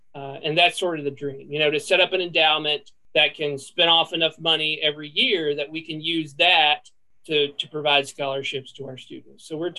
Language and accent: English; Southern Middle Tennessee, United States; moved away as an adult; now in Lexington, United States; I grew up in Southern Middle Tennessee. I spent 19 years of my life in basically the same spot. I mean, we lived in one house and my dad built a house across the street when I was 5 years old. We moved into that and that's where we've been. So that's really home to me.